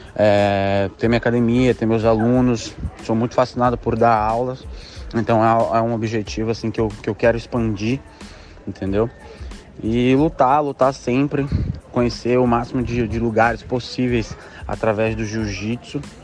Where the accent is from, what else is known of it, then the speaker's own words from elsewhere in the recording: Maranhão, Brazil; lá no meu estado, no Maranhão